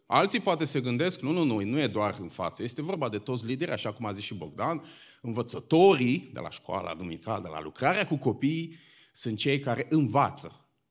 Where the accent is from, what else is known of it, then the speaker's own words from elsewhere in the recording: Bucharest, Romania; eu sunt din București